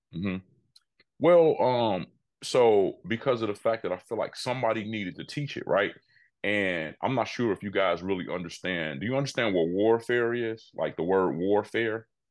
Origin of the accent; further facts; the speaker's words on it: Chicago, Illinois, United States; Born and raised Chicago, Illinois.